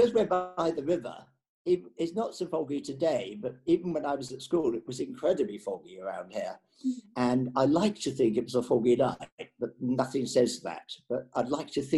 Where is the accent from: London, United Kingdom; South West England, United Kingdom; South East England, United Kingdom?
London, United Kingdom; I was born in Hammersmith Hospital, so which is quite away from here, but it's nevertheless Hammersmith Hospital. I lived in Bayswater at the time, in a beautiful house. We then moved to Shepherd's Bush when I went to school at Latimer School